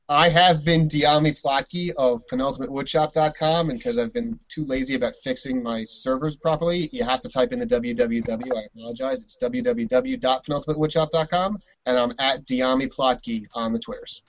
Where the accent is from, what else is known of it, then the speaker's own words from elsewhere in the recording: New York, United States; I'm a New Yorker